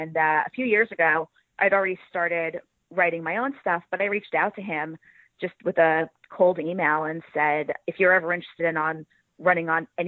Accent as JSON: {"language": "English", "region": "New York", "country": "United States", "said": "Okay, well, I am from New York."}